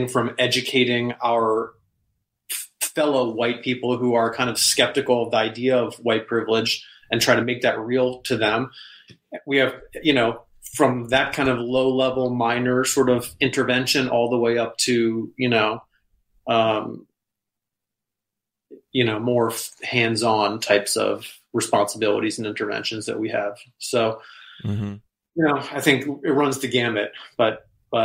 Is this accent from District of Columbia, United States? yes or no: yes; Washington, District of Columbia, United States; I grew up in Washington, D.C., and I went to this like little private school called Georgetown Day School